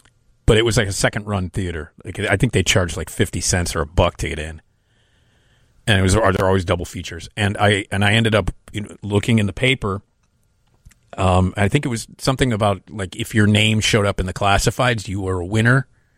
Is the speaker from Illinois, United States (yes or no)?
yes; Chicago, Illinois, United States; I grew up in the Lakeview area.